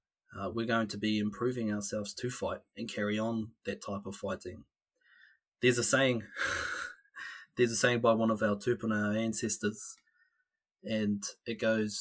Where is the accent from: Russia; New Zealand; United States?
New Zealand; Whanganui, Manawatū-Whanganui; moved away as an adult; now in Wellington, New Zealand; born and raised in Whanganui, and born and raised, educated in Te Awa Māori and the Māori world, in our cultural world down here in New Zealand, in Aotearoa